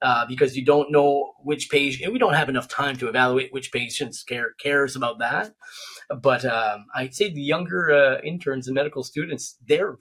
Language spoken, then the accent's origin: English; New Brunswick, Canada; I'm from New Brunswick, a really remote area